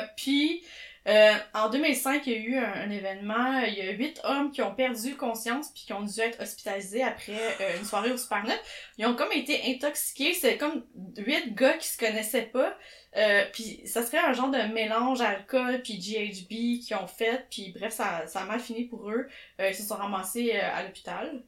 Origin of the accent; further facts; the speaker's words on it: Chambly, Quebec, Canada; aux gens de mon Patelin, Chambly, ah, Richelieu, Marieville